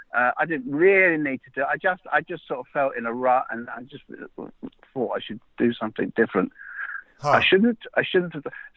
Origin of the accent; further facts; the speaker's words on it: London, United Kingdom; moved away as an adult; now in Derbyshire, United Kingdom; But lots of people are born in London, and I'm one of them. And I was born in Highgate. And then we lived in Camden Town.